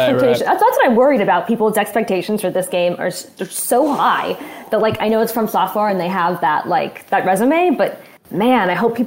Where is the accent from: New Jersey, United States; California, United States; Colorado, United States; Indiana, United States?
California, United States; Southern; I grew up in Southern California in 2000s